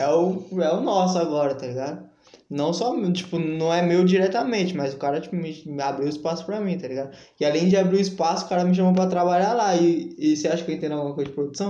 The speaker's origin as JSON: {"language": "Portuguese", "region": "São Paulo", "country": "Brazil", "tie": "born or raised there", "said": "eu sou, eu sou fruto e cria do centro também"}